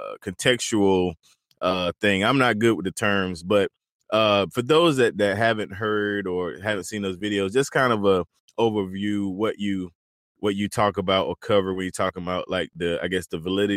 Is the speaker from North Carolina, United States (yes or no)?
yes; Eastern North Carolina, United States; now in South Carolina, United States; I'm actually from Eastern North Carolina